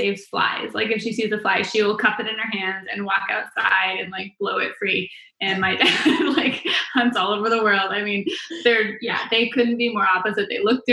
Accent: Vancouver Island, British Columbia, Canada; moved away as an adult; now in United States; Born and raised in Vancouver Island

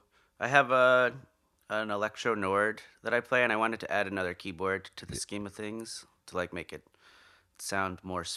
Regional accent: Nyack, New York, United States; Yeah, I grew up in Nyack, New York.

